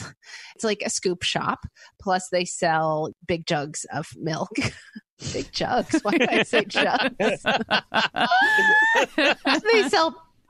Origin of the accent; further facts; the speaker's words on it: Oklahoma City, Oklahoma, United States; I grew up in Oklahoma City, Oklahoma